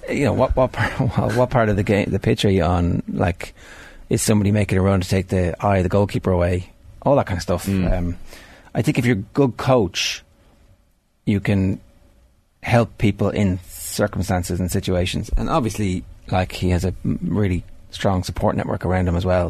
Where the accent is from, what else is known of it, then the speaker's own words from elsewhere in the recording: Ireland; we're Irish